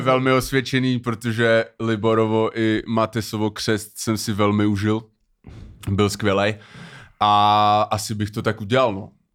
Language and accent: Czech; Cheb, Karlovy Vary Region, Czechia; moved away; když jsem ještě bydlel v Chebu, protože já pocházím z Chebu